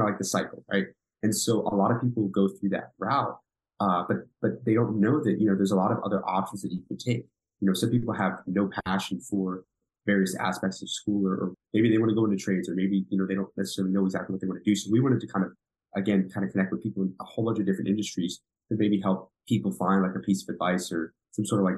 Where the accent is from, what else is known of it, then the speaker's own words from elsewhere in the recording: Virginia, United States; born there; also born or lived in South Korea; So kind of grew up, I was born in like the Washington, D.C. like area. I was born in Virginia and actually ended up from 6 to 10. I spent my childhood, I lived in South Korea.